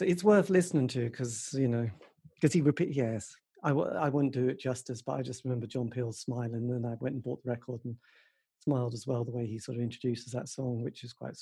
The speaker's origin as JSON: {"language": "English", "town": "Norwich", "region": "East of England", "country": "United Kingdom", "said": "I'm from East Anglia, Norwich"}